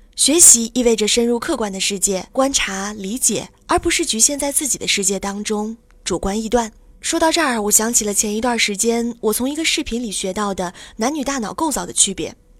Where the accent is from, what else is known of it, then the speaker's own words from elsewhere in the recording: Shenyang, Liaoning, China; 在沈阳土生土长的我